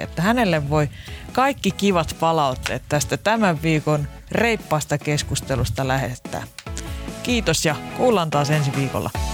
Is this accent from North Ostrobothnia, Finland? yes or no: no; Lahti, Päijät-Häme, Finland; niin kuin meillä Lahdessa päin sanotaan